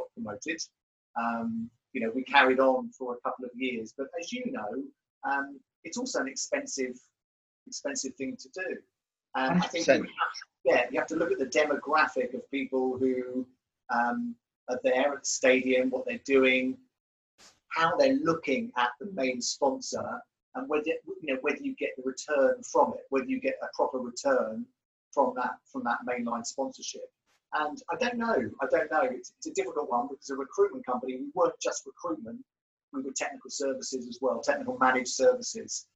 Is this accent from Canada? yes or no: no; Surrey, South East England, United Kingdom; I was brought up in Surrey